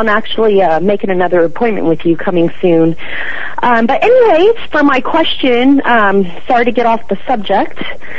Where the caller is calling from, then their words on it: San Mateo, California, United States; I'm in San Mateo, California.